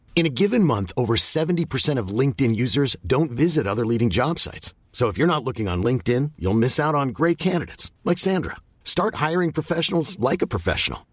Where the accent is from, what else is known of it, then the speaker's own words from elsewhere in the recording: New York City, New York, United States; moved away; I grew up in New York City and I was such a naive city kid